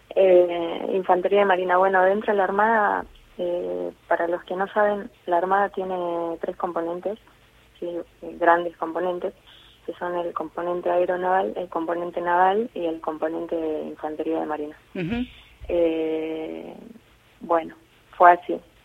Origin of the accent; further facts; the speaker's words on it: Jujuy, Argentina; moved away as an adult; also born or lived in Buenos Aires; now in Punta Alta, Argentina; yo vengo de Jujuy